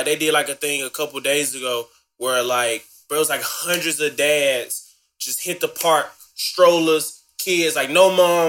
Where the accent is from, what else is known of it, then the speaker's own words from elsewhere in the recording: Memphis, Tennessee, United States; I'm from Memphis.